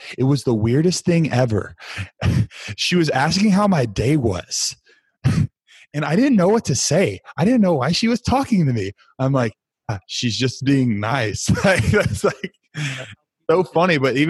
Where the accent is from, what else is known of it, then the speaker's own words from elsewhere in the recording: the South, United States; now in Connecticut, United States; Like my parents live up in Connecticut now in the Northeast and I grew up in the South.